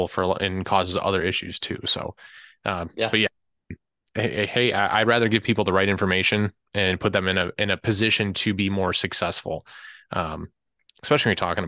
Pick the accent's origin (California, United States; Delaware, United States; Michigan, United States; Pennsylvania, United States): Michigan, United States; Detroit; I'm from Detroit, we don't have like great wild wilderness here